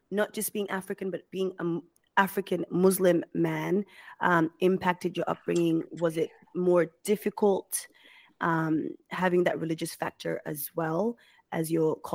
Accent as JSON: {"language": "English", "country": "Australia", "said": "I'm fitting in, I'm Australian, I can speak English, you know, better than everyone around me."}